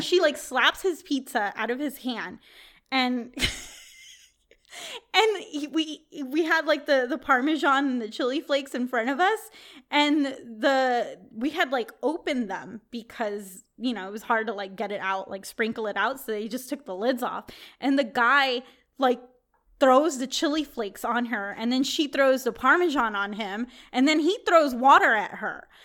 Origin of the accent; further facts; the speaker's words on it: Texas, United States; moved away as an adult; now in California, United States; I grew up in Texas